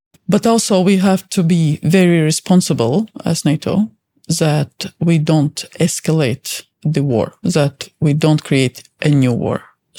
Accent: Latvia; moved away as an adult; also born or lived in Netherlands; I was born in Latvia, which was occupied by the Soviets at the time

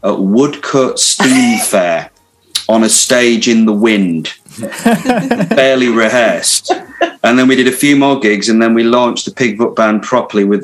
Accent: Hull, Yorkshire and the Humber, United Kingdom; I, well, the accent's changed a bit, but I've still held on to it. Now I'm, I'm originally from Hull in Yorkshire

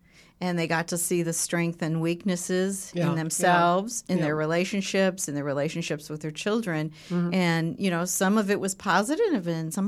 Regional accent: Southern California, United States; now in Edmond, United States; Well, I was born and raised in Southern California, and I really had a fun, living in Southern California is just fun.

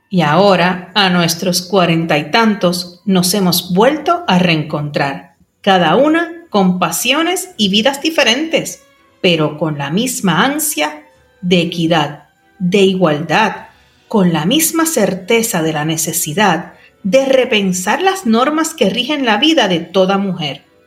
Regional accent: Puerto Rico; historiadora y escritora puertorriqueña

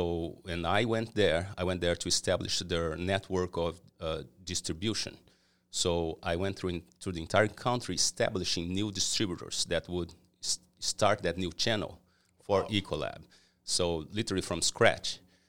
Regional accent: Brazil; born there; No, I'm Brazilian, just a background, right? So I was born in Brazil. I made my entire career in Brazil in the cleaning segment

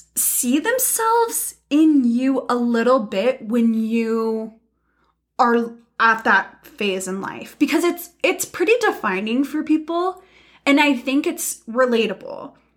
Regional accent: United States; we're American

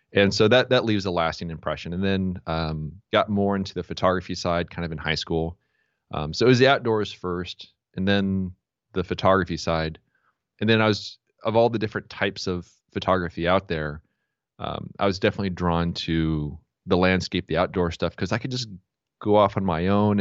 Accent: San Diego, California, United States; I was born and raised here in San Diego

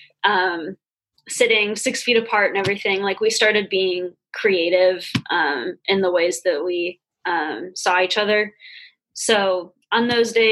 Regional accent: California, United States; moved away as an adult; now in Ohio, United States; I'm from California, so it was pretty bad back where I was

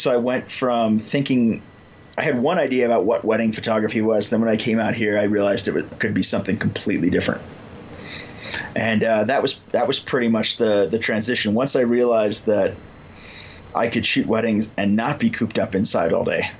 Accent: Illinois, United States; moved away as an adult; now in Colorado, United States; I started in Illinois. That's where I grew up. And then I moved to Colorado in, it's about 2004.

